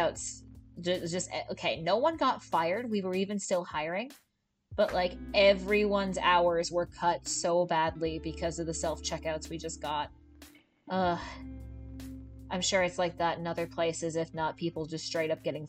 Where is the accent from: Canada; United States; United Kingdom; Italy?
Canada; I'm Canadian